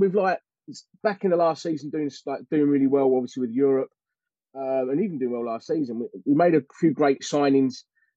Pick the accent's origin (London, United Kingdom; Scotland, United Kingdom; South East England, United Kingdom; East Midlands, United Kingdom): London, United Kingdom; I was born in Forest Gate, which is, as you know, is West Ham heartland. I grew up, and I'm talking a road almost virtually across the road from West Ham United football grounds.